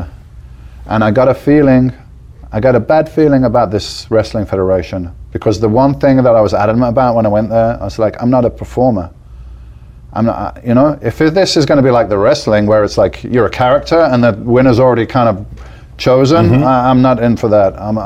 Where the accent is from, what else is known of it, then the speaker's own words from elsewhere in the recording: Birmingham, West Midlands, United Kingdom; moved away as an adult; now in Spain; I'm like, from Birmingham